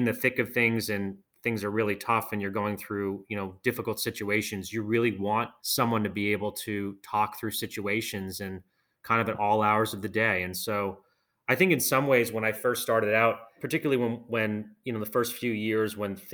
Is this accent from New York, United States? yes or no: no; outside of Boston, Massachusetts, United States; I grew up outside of Boston